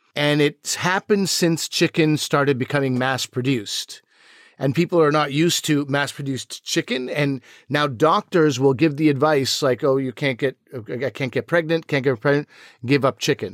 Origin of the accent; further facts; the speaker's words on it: Quebec, Canada; growing up in Quebec, it was a lot of, like, Anglo versus Francophone